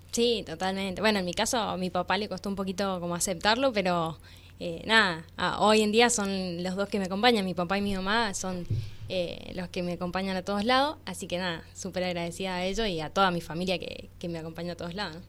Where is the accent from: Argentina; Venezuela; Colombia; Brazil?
Argentina; Valle Grande, Mendoza; now in Rama Caída, Argentina; Nací en realidad en Valle Grande, me crié en Valle Grande